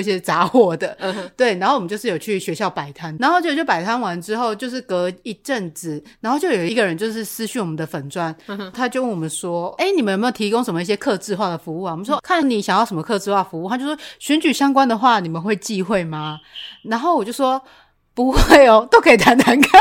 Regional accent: Taiwan; first language Taiwanese Hokkien; Chinese is a second language; 我身为一个台湾人

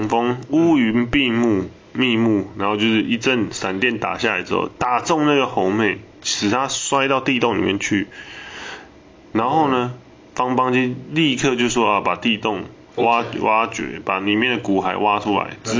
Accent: Taiwan; 我们台湾人

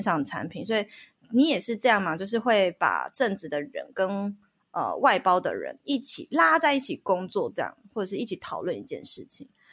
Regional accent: Taiwan; 我们台湾人

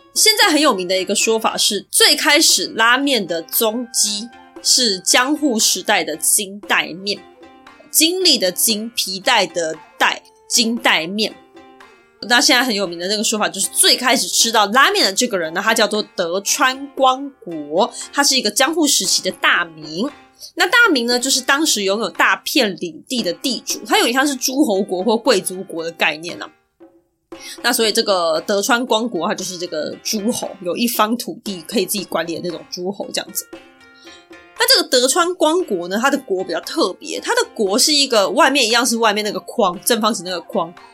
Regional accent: Taiwan; 我们台湾人一般会想到的应该是刀削面或者是宽面条这种感觉

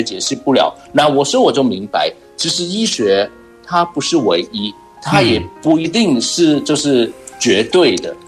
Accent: Hong Kong; 我是来自香港的

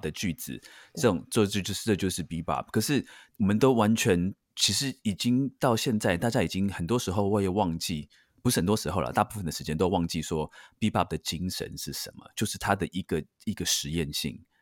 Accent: Taiwan; 尤其在台湾，就是我觉得我们台湾人长大的

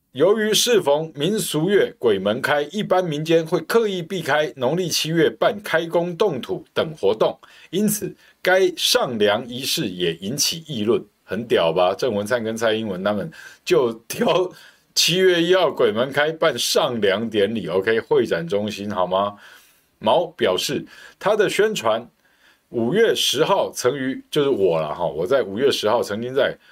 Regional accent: Taoyuan, Taiwan; 我们桃园人

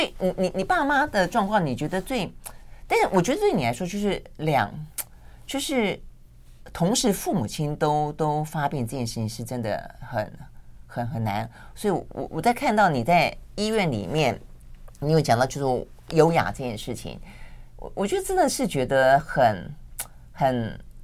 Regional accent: Tainan, Taiwan; moved away; 以前我们在讲我们老家，就是讲台南啊

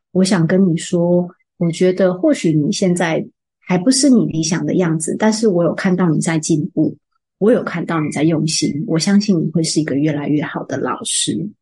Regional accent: Taichung, Taiwan; moved away; 我的老家在台中

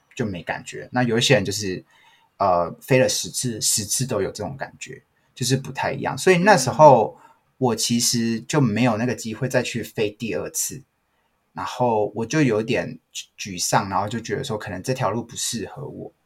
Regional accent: Taiwan; moved away as an adult; now in Canada; 我也很以身为台湾人为荣，我，在加拿大我都告诉大家说我是台湾人，我不是中国人

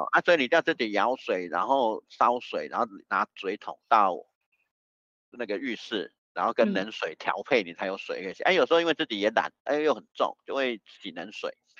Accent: Taiwan; also born or lived in Taichung / Taipei / Daxi; 我是在台中出生的

